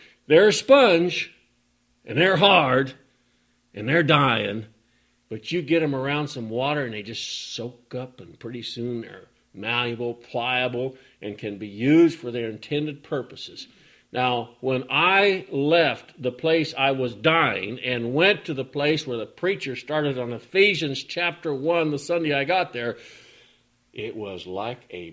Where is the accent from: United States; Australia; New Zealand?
United States; Oregon; when I head out from here to go to the town I grew up